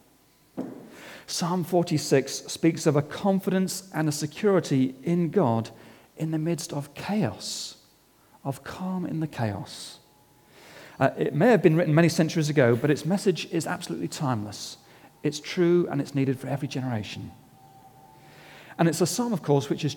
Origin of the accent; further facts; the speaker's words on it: England, United Kingdom; As an Englishman